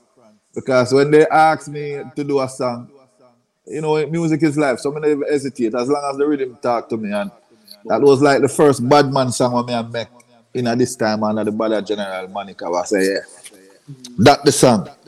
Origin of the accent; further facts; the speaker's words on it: Jamaica; I was a little youth in Jamaica